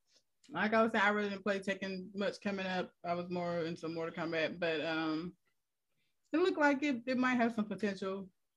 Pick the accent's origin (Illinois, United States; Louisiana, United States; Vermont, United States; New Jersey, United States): Louisiana, United States; I'm from Louisiana